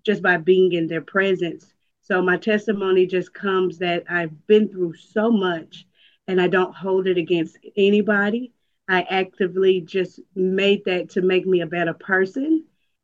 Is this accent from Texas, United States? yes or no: yes; Dallas, Texas, United States; I am from Dallas, Texas